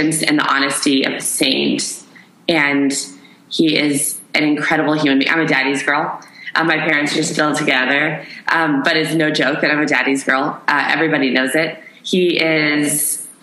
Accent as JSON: {"language": "English", "town": "Issaquah", "region": "Washington", "country": "United States", "tie": "born or raised there", "moved": "yes", "said": "I grew up right outside of Seattle, Washington, in a little town called Issaquah"}